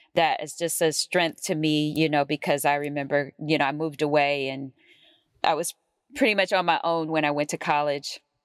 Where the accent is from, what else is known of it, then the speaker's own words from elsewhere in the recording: Oakland, California, United States; I grew up in Oakland, California